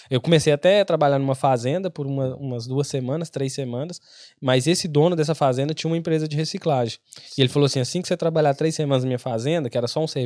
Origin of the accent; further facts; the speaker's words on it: Brazil; now in Ireland; É, porque eu já vim do Brasil já pra, com esse intuito, de pegar